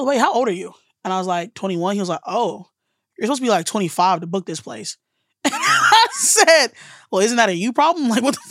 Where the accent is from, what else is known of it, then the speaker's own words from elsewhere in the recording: Alabama, United States; because I'm from the South and from Alabama.